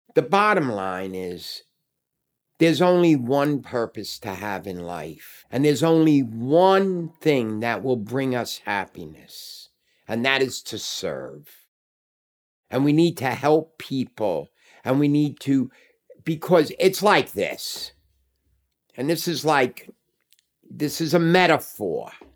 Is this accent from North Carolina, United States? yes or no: no; New York City, New York, United States; I moved back in to the apartment I grew up